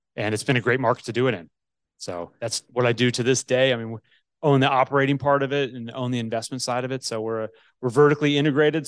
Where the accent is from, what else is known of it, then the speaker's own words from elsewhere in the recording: Northeast, United States; now in Atlanta, United States; I grew up in the Northeast